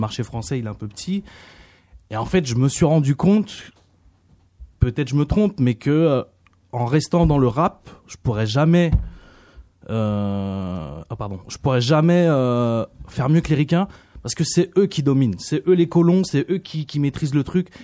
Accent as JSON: {"language": "French", "country": "France", "said": "je suis français. Je suis aussi d'origine vietnamienne"}